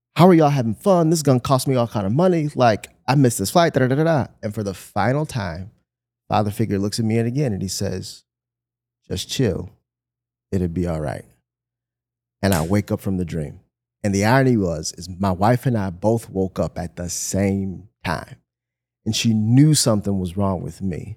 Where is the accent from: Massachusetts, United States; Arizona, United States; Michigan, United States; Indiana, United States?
Michigan, United States; moved away; I'm from Michigan